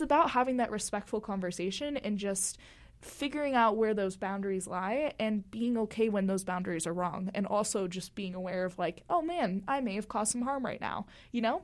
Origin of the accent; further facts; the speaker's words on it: Florida, United States; moved away as an adult; now in Utah, United States; growing up in Florida